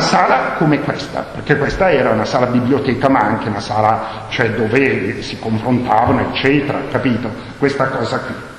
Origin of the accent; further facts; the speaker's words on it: Bergamo, Lombardy, Italy; first language Bergamasque; Italian is a second language; sono bergamasco, eh. la mia lingua madre è il bergamasco